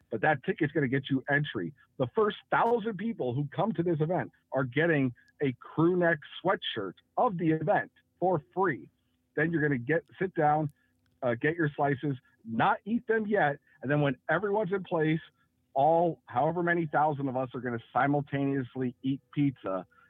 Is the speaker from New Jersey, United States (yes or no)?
yes; New Jersey, United States; also born or lived in San Francisco; now in Tulsa, United States; I'm not from here. I'm from Jersey and from San Francisco.